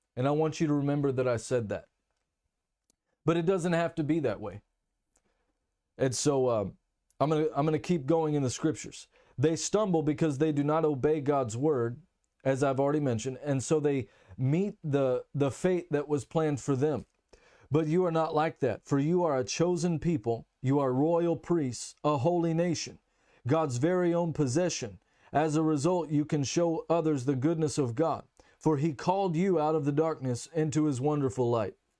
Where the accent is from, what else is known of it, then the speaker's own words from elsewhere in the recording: Texas, United States; first language English; now in Germany; I'm from Texas, United States, and living in Germany at the moment